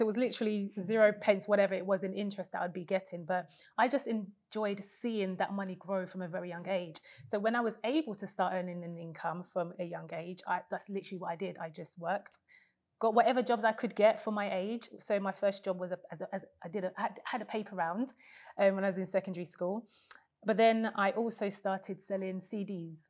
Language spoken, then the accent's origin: English; London, United Kingdom; I was born in Hackney, East London, in a deprived council estate, not the gentrified Hackney of today